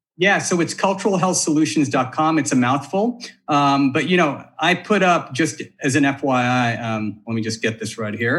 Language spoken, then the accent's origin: English; Bakersfield, California, United States; I did most of my growing up in Bakersfield. My mom's there.